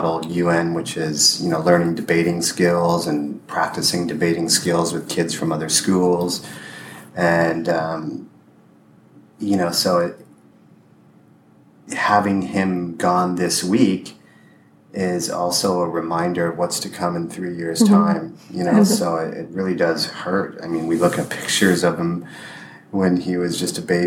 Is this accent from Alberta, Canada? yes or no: no; Windsor, Ontario, Canada; moved away as an adult; We drove to my hometown, Windsor.